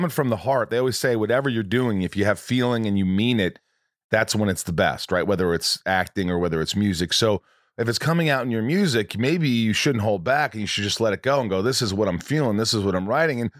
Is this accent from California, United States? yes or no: yes; Los Angeles, California, United States; I grew up in in Hollywood.